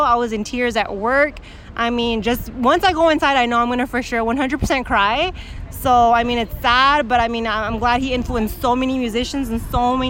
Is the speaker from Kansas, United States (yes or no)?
no; West Covina, California, United States; West Covina.